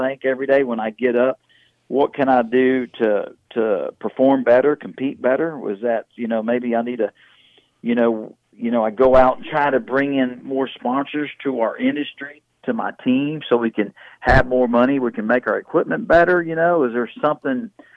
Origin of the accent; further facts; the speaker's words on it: Houston, Texas, United States; growing up in Houston, Texas